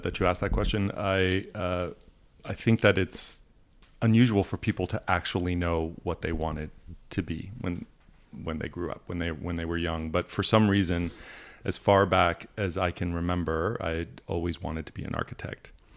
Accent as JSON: {"language": "English", "country": "Canada", "tie": "born or raised there", "also_born_or_lived": "Italy", "moved": "yes", "lives_now": "United States", "said": "the European side of my family and the fact that I grew up in Canada"}